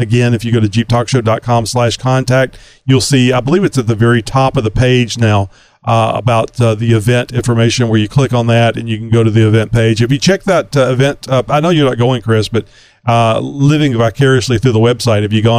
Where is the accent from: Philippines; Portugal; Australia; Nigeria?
Australia; I think he's actually in the outback. I'm so Australian.